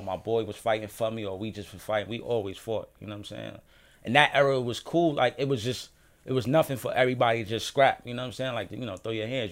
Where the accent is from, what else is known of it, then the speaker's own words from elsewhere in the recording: New York City, New York, United States; Born and raised in Harlem